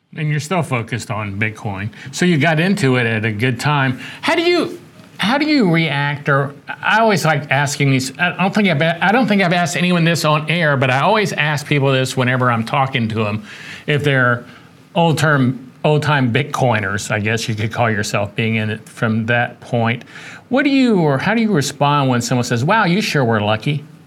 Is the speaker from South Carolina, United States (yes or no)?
yes; South Carolina, United States; my hometown of south carolina